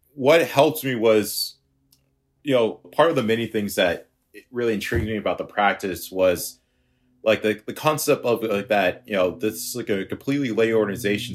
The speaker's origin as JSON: {"language": "English", "town": "Boston", "region": "Massachusetts", "country": "United States", "said": "I'm from Boston, and I'm a freelance web developer"}